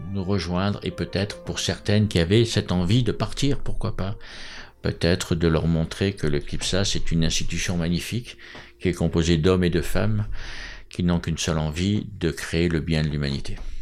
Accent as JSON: {"language": "French", "country": "France", "said": "je vais parler en tant que Français"}